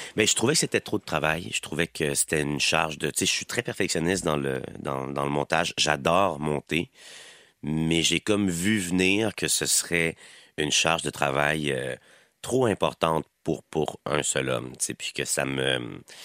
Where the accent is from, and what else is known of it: Quebec, Canada; accent: Québécois